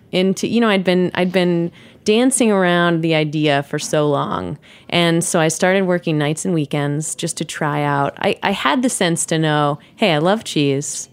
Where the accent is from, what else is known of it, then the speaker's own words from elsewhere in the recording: New York City, New York, United States; also born or lived in Wisconsin; I grew up in New York City